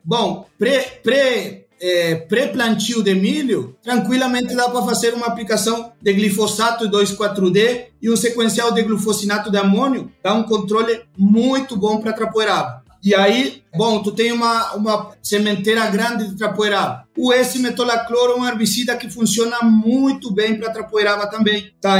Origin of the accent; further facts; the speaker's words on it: Uruguay; Portuguese is a second language; moved away as an adult; now in Brazil; esse sotaque não é de brasileiro, não. Eu sou uruguaio.